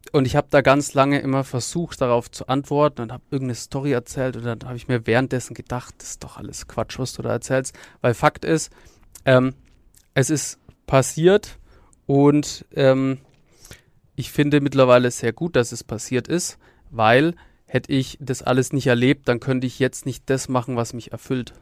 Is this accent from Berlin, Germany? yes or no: no; Nuremberg, Bavaria, Germany; aufgewachsen bin ich in der Nürnberger Südstadt